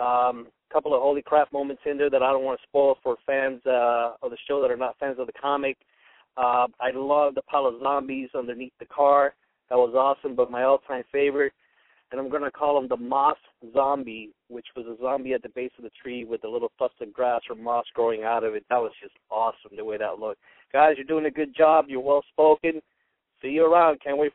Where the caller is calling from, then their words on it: Tampa, Florida, United States; from Tampa.